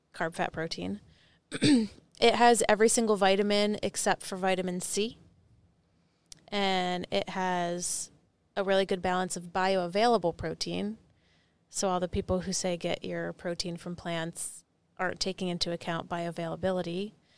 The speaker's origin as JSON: {"language": "English", "region": "New Jersey", "country": "United States", "said": "I was from New Jersey"}